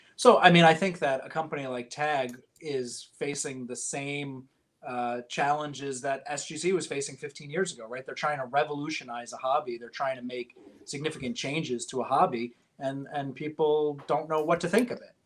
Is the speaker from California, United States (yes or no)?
no; Poughkeepsie, New York, United States; now in New Jersey, United States; I'm from upstate New York, a town called Poughkeepsie